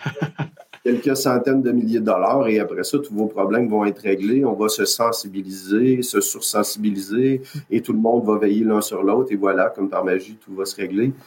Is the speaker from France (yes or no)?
no; Quebec, Canada; je viens du Québec, Canada